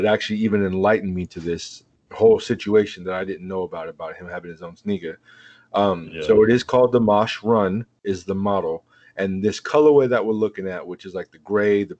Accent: Oakland, California, United States; I'm from Oakland.

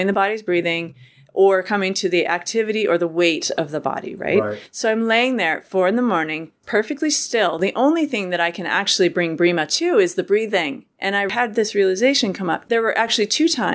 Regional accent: Lakewood, Colorado, United States; also born or lived in Boulder, Colorado; now in Oregon, United States; I was born in Boulder, raised in Lakewood.

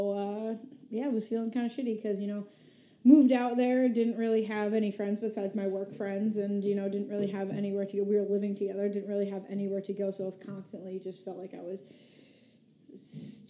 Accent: Albany, New York, United States; We're from Albany, New York.

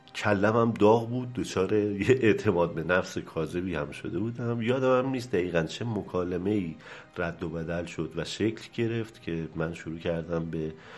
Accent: Tehran, Tehran Province, Iran; در بیمارستان مدانی تهران به دنیا آمدم و از همون موقع تا الان هم در همین جا مشغول و زندگی هم

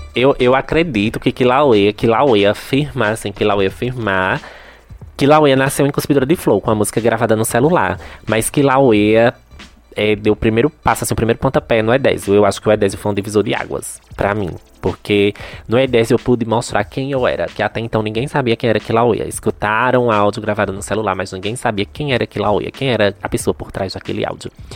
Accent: Santa Maria da Boa Vista, Pernambuco, Brazil; eu nasci em Santa Maria da Boa Vista e fui criada em Santa Maria da Boa Vista

